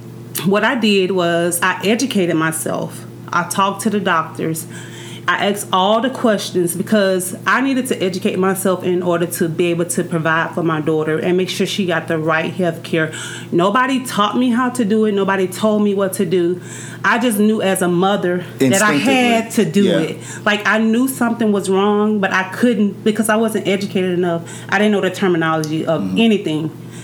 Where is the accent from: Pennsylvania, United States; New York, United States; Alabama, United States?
Alabama, United States; I'm actually from Alabama.